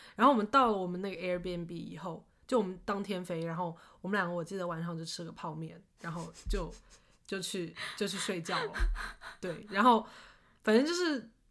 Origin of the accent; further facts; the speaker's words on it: Shaoxing, Zhejiang, China; now in Seattle, United States; 因为是我是在绍兴长大